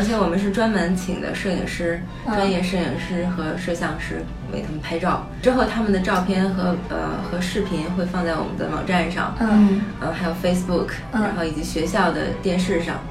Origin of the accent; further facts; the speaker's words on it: China; now in United States; 因为我们小时候在中国的时候